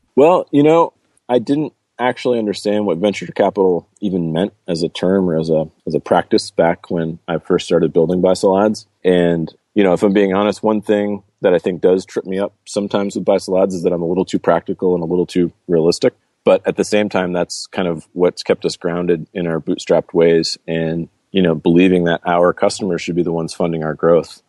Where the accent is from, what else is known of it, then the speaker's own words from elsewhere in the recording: Cape Porpoise, Maine, United States; moved away; also born or lived in Brazil; I grew up in a small town in Maine called Cape Porpoise, a small little fishing village